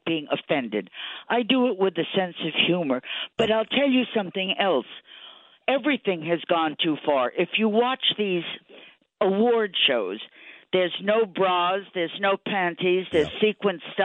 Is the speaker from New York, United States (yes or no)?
yes; New York City, New York, United States; I was a New Yorker.